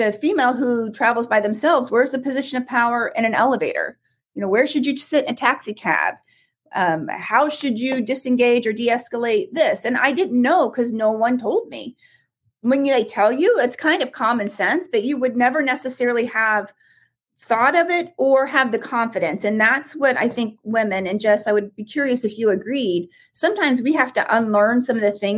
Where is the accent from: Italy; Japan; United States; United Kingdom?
United States; Midwest; I was from the Midwest, so I was wired to be nice